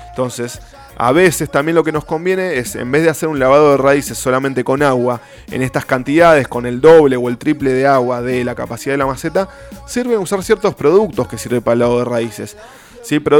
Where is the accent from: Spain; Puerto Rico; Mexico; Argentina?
Argentina; Cruzamos el río de la Plata y somos.